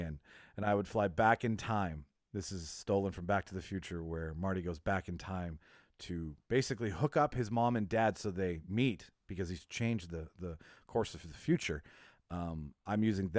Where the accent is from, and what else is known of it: Winnipeg, Manitoba, Canada; born or raised there